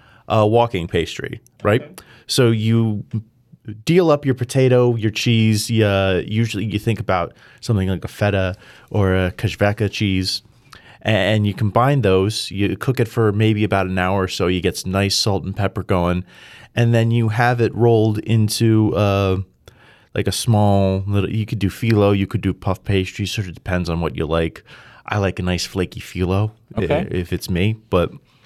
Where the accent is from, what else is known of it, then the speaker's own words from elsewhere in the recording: New Jersey, United States; growing up in Jersey